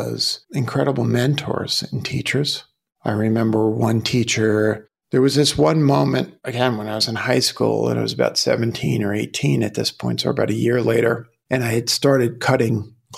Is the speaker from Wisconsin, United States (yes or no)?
no; New York City, New York, United States; I grew up in Brooklyn